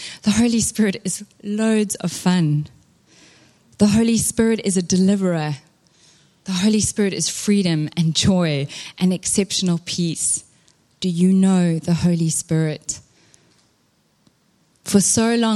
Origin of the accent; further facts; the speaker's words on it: Durban, KwaZulu-Natal, South Africa; moved away; I am Durban born and bred